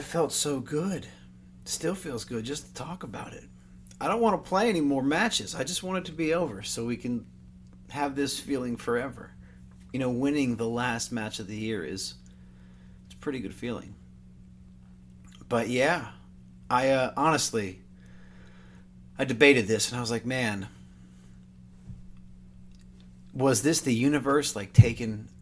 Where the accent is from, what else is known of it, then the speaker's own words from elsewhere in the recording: New Jersey, United States; I'm from New Jersey, too.